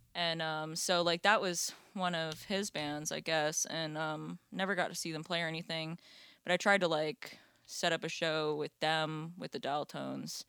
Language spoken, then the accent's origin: English; Florida, United States; I grew up in Florida